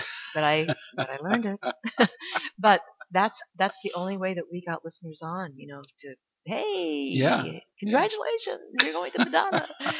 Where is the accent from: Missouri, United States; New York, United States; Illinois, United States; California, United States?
New York, United States; But anyway, I came from New York.